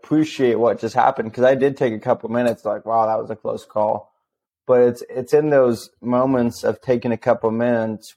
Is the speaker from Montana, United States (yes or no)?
no; Missouri, United States; moved away as an adult; also born or lived in Alaska; I'm originally from Missouri